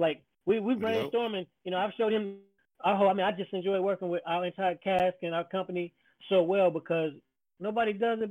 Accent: Oakland, California, United States; I'm from East Oakland, so the Bay Area, you know, we got our own funk.

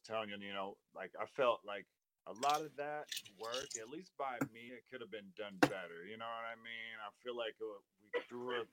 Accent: Spokane, Washington, United States; There's another Blaze one that I grew up with in Spokane

